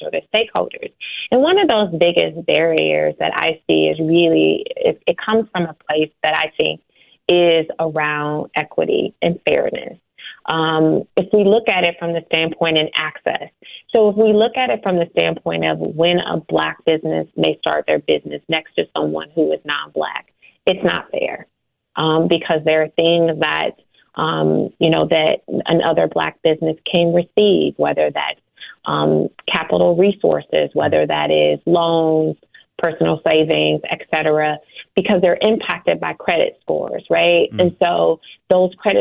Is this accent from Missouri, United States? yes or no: no; Chicago, Illinois, United States; I'm born and raised in Chicago on the, you know, low end of Chicago